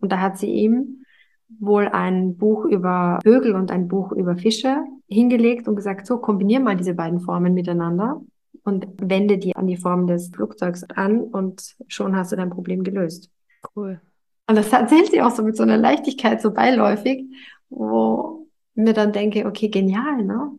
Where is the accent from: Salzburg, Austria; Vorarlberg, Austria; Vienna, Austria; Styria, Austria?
Vienna, Austria; moved away; also born or lived in United States; Das ist übrigens ein Theater, das zehn Minuten äh, davon entfernt, wo ich aufgewachsen bin